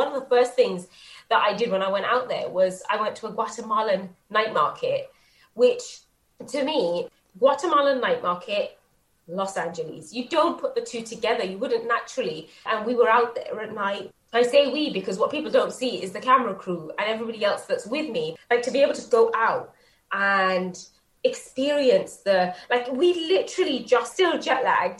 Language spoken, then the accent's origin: English; England, United Kingdom; being British and growing up in England and being a part of a very traditional Bangladeshi home